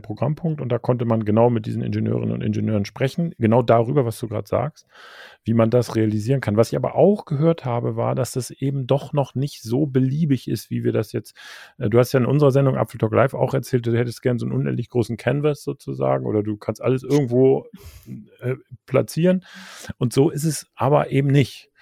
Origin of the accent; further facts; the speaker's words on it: Germany; als Deutscher